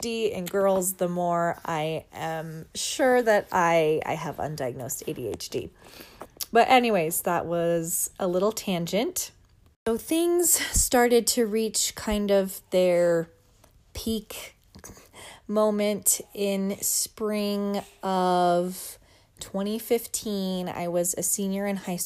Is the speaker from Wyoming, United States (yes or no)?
yes; Wyoming, United States; I grew up in Wyoming, and so there were lots of mountains nearby